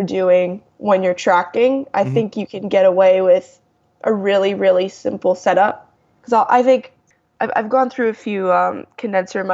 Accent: Toronto, Ontario, Canada; I'm from Toronto.

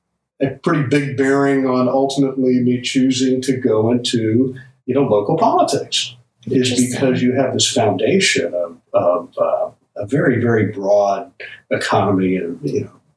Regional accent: Manila, Metro Manila, Philippines; And ended up growing up in Manila.

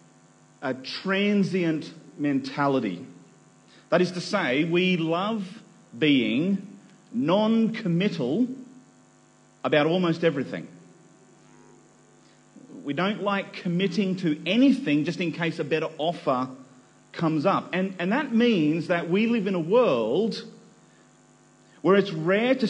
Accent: Nambour, Queensland, Australia; moved away; also born or lived in New South Wales; I was born in Nambour on the Sunshine Coast in the great state of Queensland

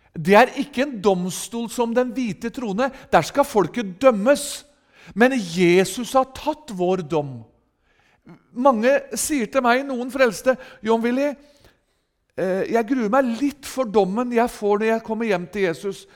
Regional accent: Rakkestad, Østfold, Norway; hjemme i menigheten i Rakkestad i Østfold, der jeg er ifra

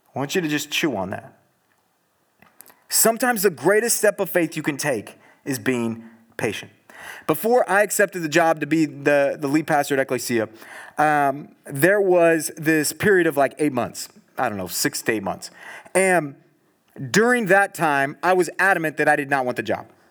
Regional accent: Southern California, United States; now in Eugene, United States; I'm from Southern California

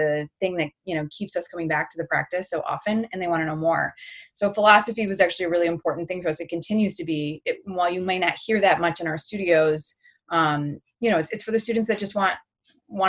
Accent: Birmingham, Michigan, United States; I grew up in outside of Detroit, in a small town called Birmingham, Michigan

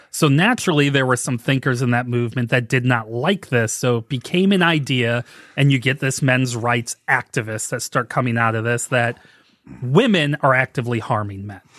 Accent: St. Louis, Missouri, United States; growing up in Saint Louis, I loved Ozzie Smith

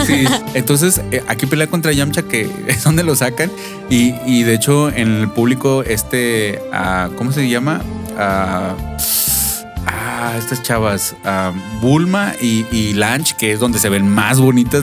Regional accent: Chihuahua, Mexico; moved away; soy de Chihuahua

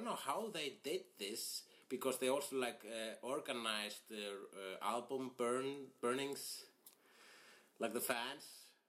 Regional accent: Iceland; English is a second language

